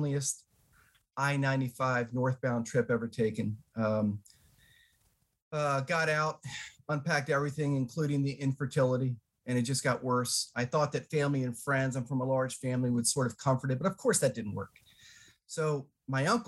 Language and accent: English; Maryland, United States; moved away as an adult; also born or lived in Florida; I'm from Maryland.